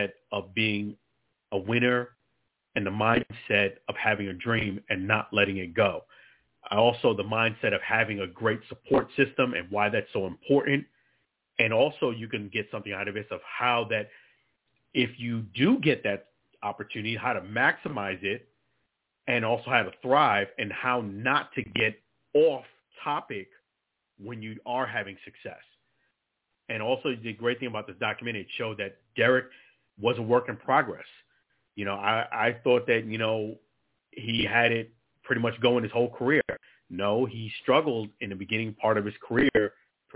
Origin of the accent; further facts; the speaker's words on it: New York City, New York, United States; I'm from Brooklyn, New York. I'm a New Yorker